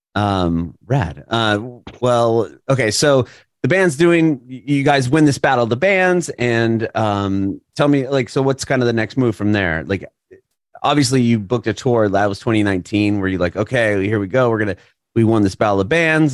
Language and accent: English; San Diego, California, United States; I grew up in San Diego